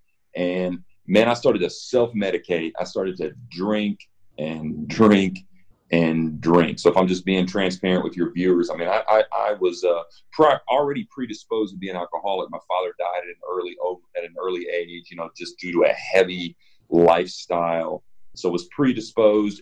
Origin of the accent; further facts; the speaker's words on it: Evansville, Indiana, United States; moved away as an adult; also born or lived in Nashville, Tennessee / Los Angeles; I grew up in Evansville, Indiana